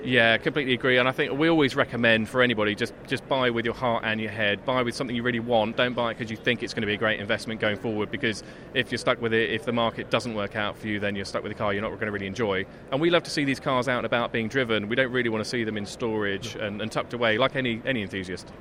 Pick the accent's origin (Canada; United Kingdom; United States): United Kingdom; Essex, East of England; I grew up in Essex